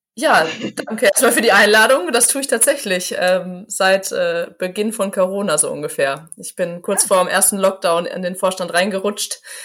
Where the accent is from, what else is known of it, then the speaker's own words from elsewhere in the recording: Gevelsberg, North Rhine-Westphalia, Germany; FC Silschede, ein äh, Fußballverein aus meiner Heimatstadt